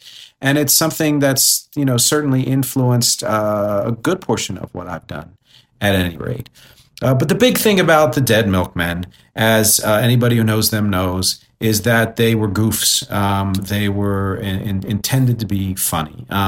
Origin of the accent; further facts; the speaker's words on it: New Jersey, United States; also born or lived in Philadelphia; and I grew up mostly in South Jersey, although I was born, you know, in Philadelphia and had and still have relatives there